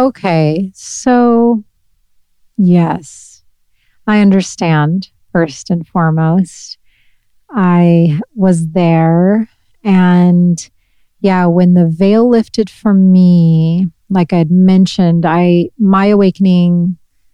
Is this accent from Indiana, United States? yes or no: yes; Northeast Indiana, United States; moved away; also born or lived in Brooklyn; I'm from Northeast Indiana